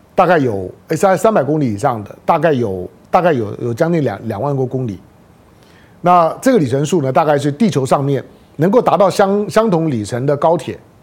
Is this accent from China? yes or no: no; Taiwan; 那做身为的台湾人，我也是在台湾土生土长的台湾人